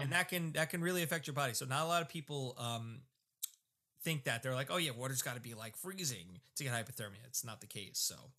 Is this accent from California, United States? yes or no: no; South Shore, Long Island, New York, United States; I grew up on the South Shore, so I loved my South Shore beaches